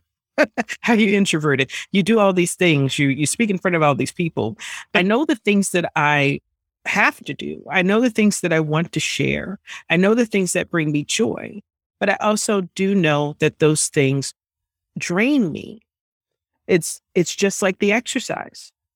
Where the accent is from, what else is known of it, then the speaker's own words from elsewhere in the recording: New York, United States; I grew up in New York, and it, it is a melting pot